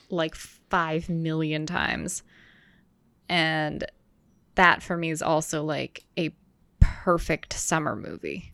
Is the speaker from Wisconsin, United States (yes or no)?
yes; Wisconsin, United States; also born or lived in Maryland; I was born in Maryland and I lived there for eight years and then we moved to Wisconsin